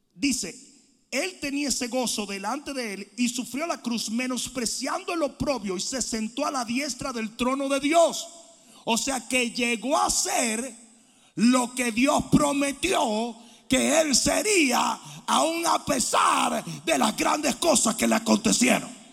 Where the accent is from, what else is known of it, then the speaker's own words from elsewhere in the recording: Dominican Republic; moved away; decían en mi país, buchipluma nomás. Los dominicanos saben lo que estoy hablando